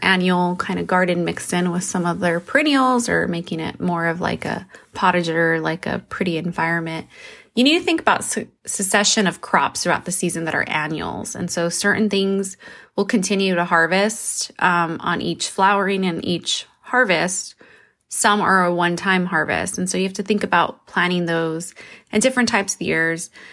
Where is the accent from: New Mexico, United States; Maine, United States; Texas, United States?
New Mexico, United States; I come from New Mexico